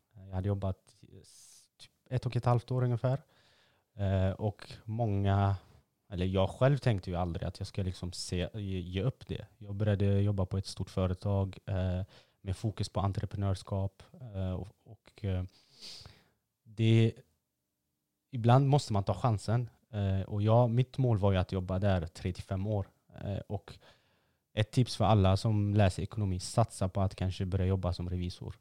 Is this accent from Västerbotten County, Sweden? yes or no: no; Gothenburg, Västra Götaland, Sweden; man är från Angered